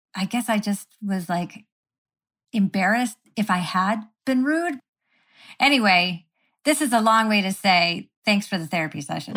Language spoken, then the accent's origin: English; Syracuse, New York, United States; I grew up in Syracuse, New York